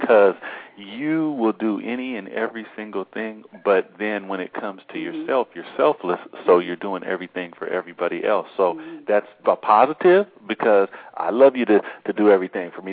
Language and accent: English; Seattle, Washington, United States; we're Seattle Seahawks fans and we're from Seattle